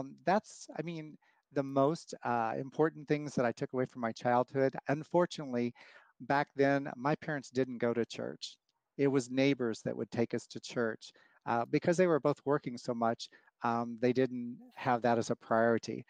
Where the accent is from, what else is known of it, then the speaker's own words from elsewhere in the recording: Wichita, Kansas, United States; I grew up in Wichita, Kansas